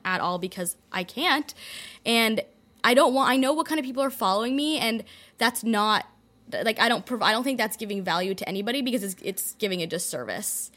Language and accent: English; Toronto, Ontario, Canada; moved away as an adult; also born or lived in London, Ontario / Detroit, Michigan; I grew up in a in Toronto in a community where everyone kind of go, follows a similar path